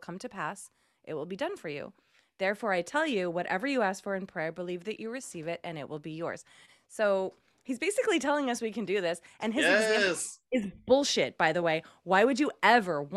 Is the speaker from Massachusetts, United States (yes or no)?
yes; Massachusetts, United States; I'm from Massachusetts